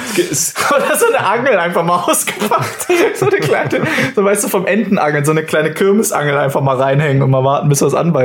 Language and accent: German; near the Bavarian border, Baden-Württemberg, Germany; accent: Swabian; ich bin aufgewachsen an der bayerischen Grenze, so direkt neben uns ist und da gibt es ja auch ganz viele verschiedene Dialekte.